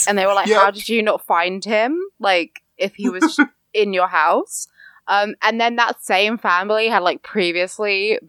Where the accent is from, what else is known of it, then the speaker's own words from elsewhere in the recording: United Kingdom; I am British